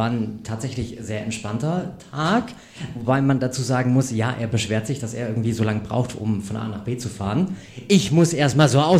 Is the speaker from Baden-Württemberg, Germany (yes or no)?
yes; Baden-Württemberg, Germany; now in Bavaria, Germany; ich bin auch auf dem Land groß geworden, nicht hier in Bayern, äh, aber in Baden-Württemberg.